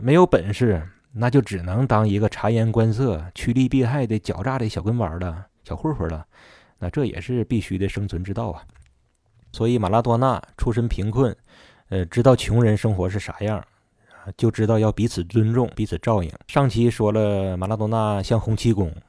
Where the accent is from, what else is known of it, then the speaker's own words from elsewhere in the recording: Northeast China, China; 咱东北人